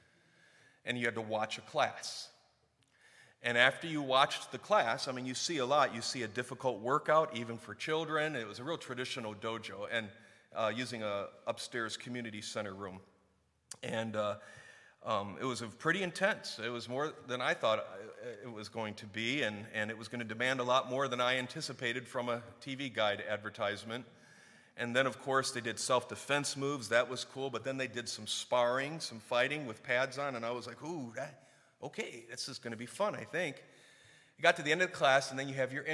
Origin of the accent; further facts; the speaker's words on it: Warren, Clarkston, Michigan, United States; We moved from Warren, Michigan to Clarkston, Michigan